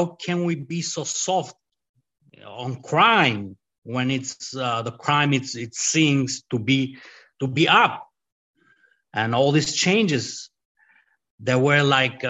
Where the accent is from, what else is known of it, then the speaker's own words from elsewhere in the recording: Albania; English is a second language; moved away as an adult; also born or lived in Italy; now in United States; I grew up in Albania, and I spent a couple of years in Italy